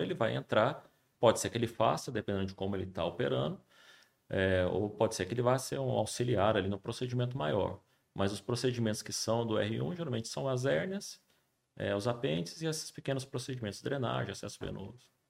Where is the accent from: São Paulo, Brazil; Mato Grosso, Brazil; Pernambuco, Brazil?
São Paulo, Brazil; São José dos Campos; also born or lived in Juiz de Fora; eu sou de São José, nasci aqui, fui fazer faculdade de Juiz de Fora